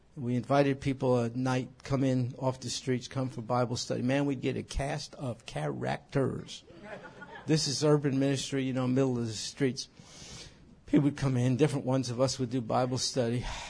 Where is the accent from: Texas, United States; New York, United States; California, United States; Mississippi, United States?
New York, United States; moved away; When I was a kid growing up in New York